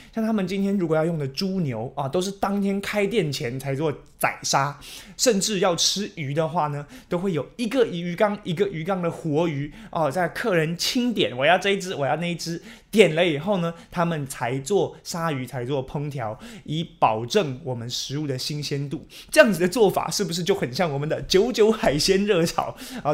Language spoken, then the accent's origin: Chinese; Taiwan; 我们台湾人